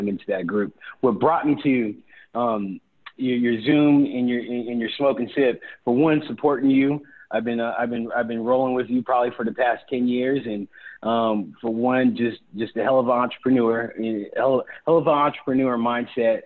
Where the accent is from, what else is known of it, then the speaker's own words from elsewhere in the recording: Bay Area, California, United States; moved away; I am originally from the Bay Area. And so coming back was really one of the most important things